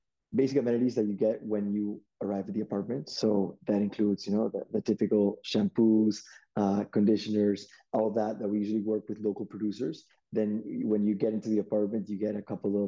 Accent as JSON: {"language": "English", "region": "Lima", "country": "Peru", "tie": "born or raised there", "said": "born and raised in Lima, Peru"}